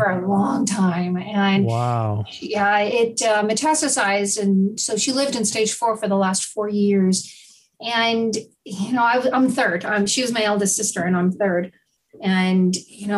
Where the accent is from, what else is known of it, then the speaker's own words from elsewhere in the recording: New Jersey, United States; I was born and raised in New Jersey